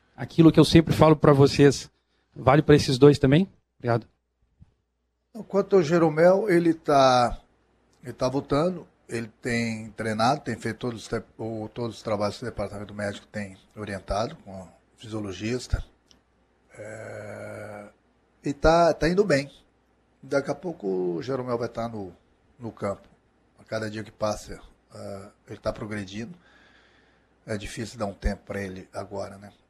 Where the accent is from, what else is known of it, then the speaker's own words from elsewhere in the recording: Rio Grande do Sul, Brazil; como gaúcho